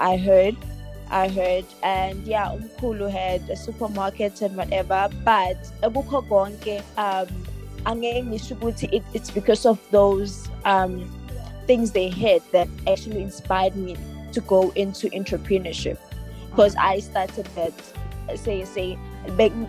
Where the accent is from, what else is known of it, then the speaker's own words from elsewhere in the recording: Richards Bay, KwaZulu-Natal, South Africa; I am from Zululand, KwaZulu-Natal